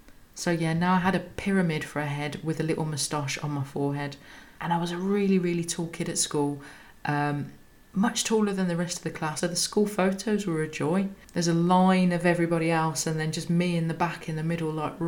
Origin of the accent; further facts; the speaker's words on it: Birmingham, West Midlands, United Kingdom; I'm a Brummie